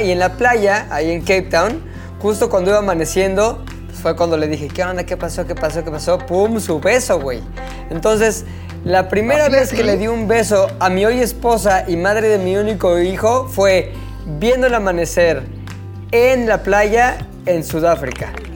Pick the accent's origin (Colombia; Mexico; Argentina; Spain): Mexico; me salió lo mexa